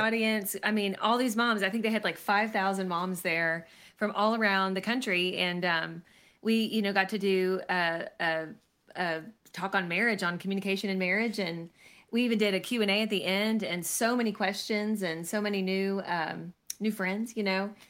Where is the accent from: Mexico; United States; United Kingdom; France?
United States; Lexington, Kentucky; I was born and raised in Lexington, Kentucky